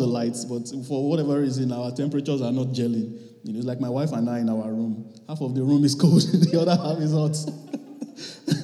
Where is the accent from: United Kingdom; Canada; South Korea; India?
Canada; I'm a Canadian